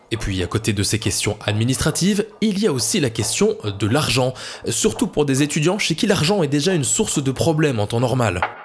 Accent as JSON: {"language": "French", "country": "Belgium", "said": "chez nous en Belgique"}